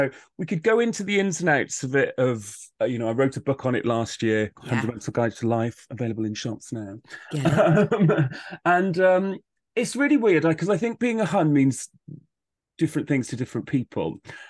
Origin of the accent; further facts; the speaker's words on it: Wales, United Kingdom; being a young gay guy growing up in South Wales, it was pretty tough at times.